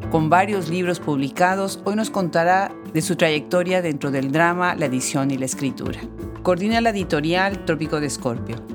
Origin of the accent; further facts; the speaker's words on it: Mexico; Sí, soy mexicana